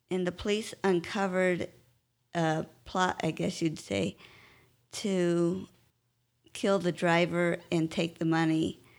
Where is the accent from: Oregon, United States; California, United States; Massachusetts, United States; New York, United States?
California, United States; Westminster; born there; Well, I was born in California, in Westminster, California. That's near Anaheim. Uh, my parents moved out there.